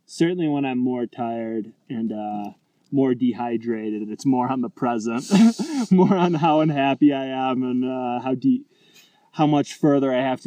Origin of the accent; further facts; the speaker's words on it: Rochester, New York, United States; from Rochester, New York.